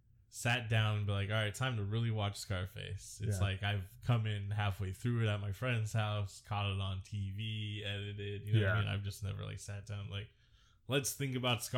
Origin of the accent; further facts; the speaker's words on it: Bay Area, California, United States; growing up in the Bay Area